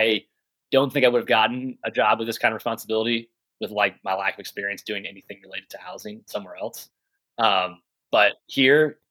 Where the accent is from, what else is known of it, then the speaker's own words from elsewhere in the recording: Tennessee, United States; moved away as an adult; also born or lived in North Carolina / Georgia; now in Kodiak, United States; I grew up in Tennessee